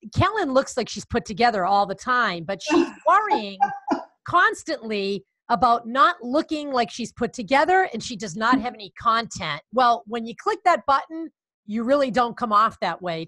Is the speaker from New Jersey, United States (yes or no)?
no; near Watertown, Connecticut, United States; it's in Watertown, uh, Connecticut not too far from my hometown